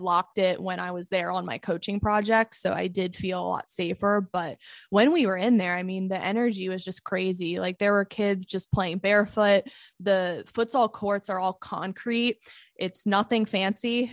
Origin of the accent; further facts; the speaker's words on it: United States; as an American woman